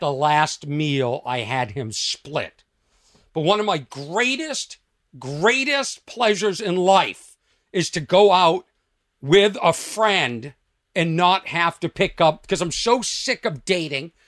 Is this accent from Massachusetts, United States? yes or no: yes; Lexington, Massachusetts, United States; I am from Lexington, Massachusetts